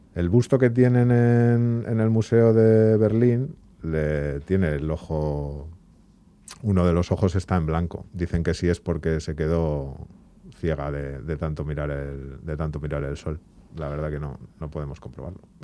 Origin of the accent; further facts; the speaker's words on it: Bilbao, Basque Country, Spain; nosotros que somos de Bilbao